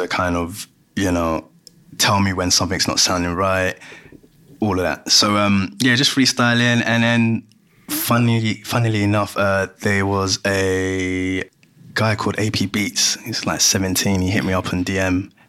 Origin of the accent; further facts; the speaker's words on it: Ghana; now in London, United Kingdom; between what I used to listen to, what I still listen to. So I'm from Ghana.